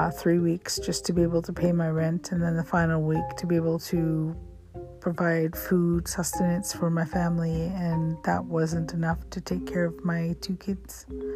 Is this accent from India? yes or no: yes; India; now in Canada; But being an Indian, I could have quit. I could have quit and dropped that course. But I've accepted so many challenges through this degree that I just was a stubborn Indian, and I enjoyed the learning Canadian legal systems